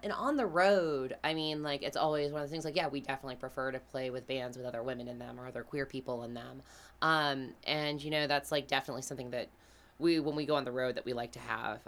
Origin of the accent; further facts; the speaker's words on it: Greenville, South Carolina, United States; We are from Greenville, South Carolina